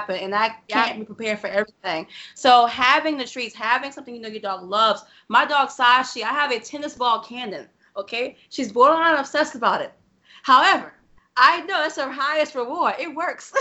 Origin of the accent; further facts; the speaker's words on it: New Orleans, Louisiana, United States; we are from New Orleans, and there are some questionable neighborhoods over here